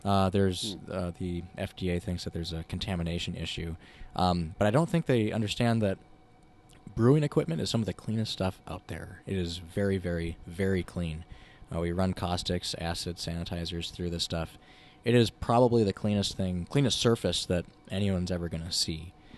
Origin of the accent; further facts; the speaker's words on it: Winona, Minnesota, United States; now in Minneapolis, United States; I grew up in Winona